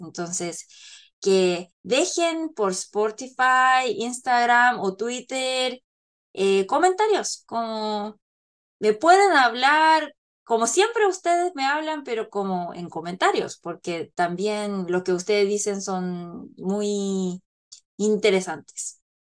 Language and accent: Spanish; South Korea; Spanish is a second language; yo soy coreana y Paloma chilena, entonces claro, como vivimos, vivimos en Corea